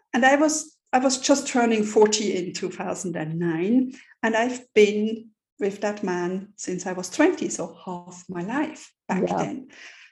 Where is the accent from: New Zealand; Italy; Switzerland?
Switzerland; moved away as an adult; also born or lived in London / New York; I'm born and raised in Switzerland here